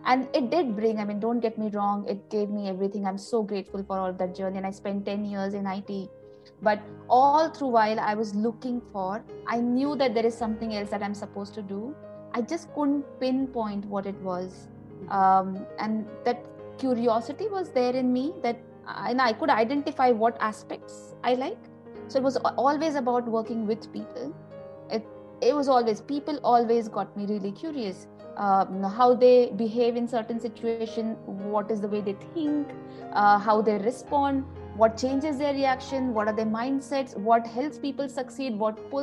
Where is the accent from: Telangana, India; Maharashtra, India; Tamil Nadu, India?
Maharashtra, India; Nagpur; moved away as an adult; now in Sydney, Australia; I'm from Nagpur, originally from Nagpur. And that's where I grew up.